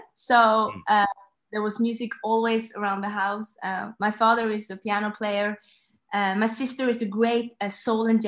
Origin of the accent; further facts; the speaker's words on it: Norway; I'm 27 years old and I'm from Norway